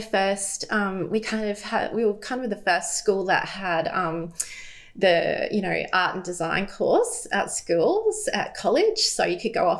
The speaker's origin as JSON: {"language": "English", "town": "Brisbane", "region": "Queensland", "country": "Australia", "tie": "born or raised there", "said": "I grew up in Brisbane. We've always lived here"}